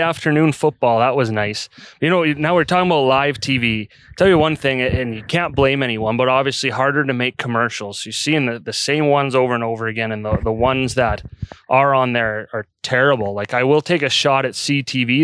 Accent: Calgary, Alberta, Canada; moved away as an adult; now in Red Deer, Canada; I grew up in Calgary.

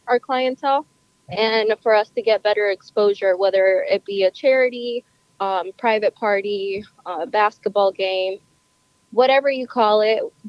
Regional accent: Honduras; now in Goshen, United States; I'm originally from Honduras.

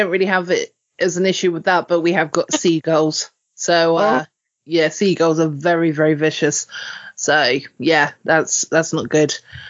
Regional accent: United Kingdom; Well, my country, but I'm British, if that makes sense, because I'm half Welsh. So and the half Welsh in me is still as proud as the half English of me.

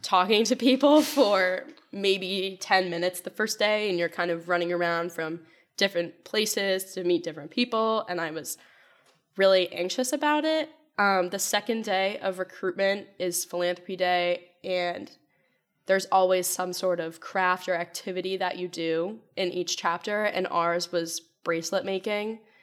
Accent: Wethersfield, Connecticut, United States; I'm from Weathersfield, Connecticut, so not too far away

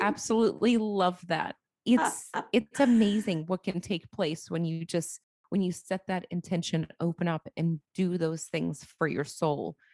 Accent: Boston, Massachusetts, United States; now in Tampa, United States; I'm from Boston, but I live in Tampa, Florida

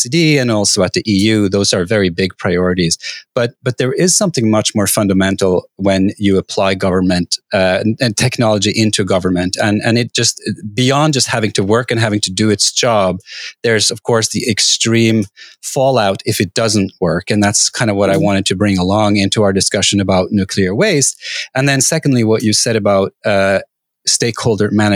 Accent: Norway; I grew up in Norway

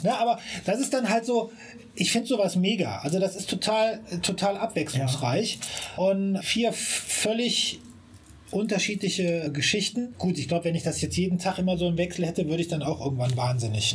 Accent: Siegburg, North Rhine-Westphalia, Germany; moved away as an adult; now in Bonn, Germany; ich bin gebürtiger Siegburger ja. und habe lange Zeit so, wie es so schön heißt, im Umland geliebt

